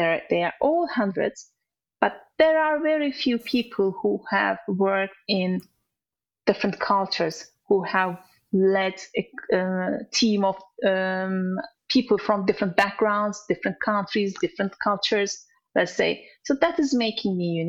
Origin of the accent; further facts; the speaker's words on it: Turkey; English is a second language; moved away as an adult; also born or lived in Dubai / Azerbaijan; now in United Kingdom; we moved from our home country from Turkey to other countries